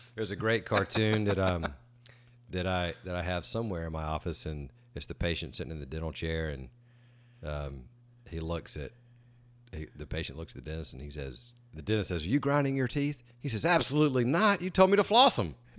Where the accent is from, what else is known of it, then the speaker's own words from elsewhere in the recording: Greenwood, South Carolina, United States; I grew up in Greenwood, South Carolina, which is in the upper part of our state.